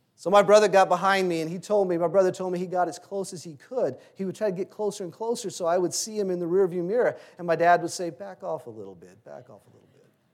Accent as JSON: {"language": "English", "region": "Louisiana", "country": "United States", "tie": "born or raised there", "said": "Growing up in Louisiana, in high school"}